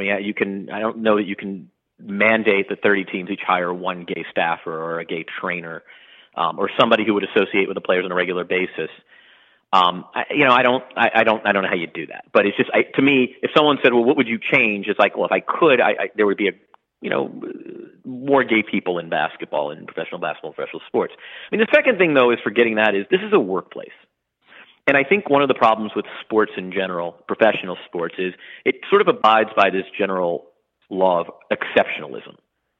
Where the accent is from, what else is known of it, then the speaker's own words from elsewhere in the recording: Louisville, Kentucky, United States; I grew up in Louisville.